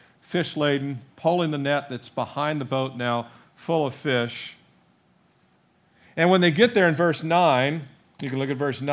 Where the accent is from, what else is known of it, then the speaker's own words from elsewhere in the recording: Annapolis, Maryland, United States; I was born in Annapolis.